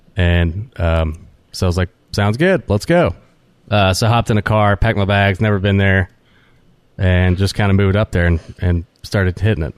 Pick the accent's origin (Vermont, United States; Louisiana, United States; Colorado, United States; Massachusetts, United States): Louisiana, United States; New Orleans; also born or lived in Alabama; growing up in New Orleans